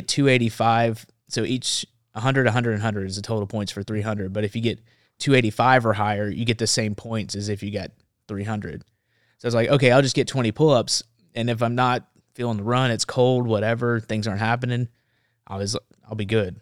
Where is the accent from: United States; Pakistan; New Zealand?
United States; Memphis, Tennessee; now in Nashville, United States; Now I live in Nashville. but I grew up in Memphis, Tennessee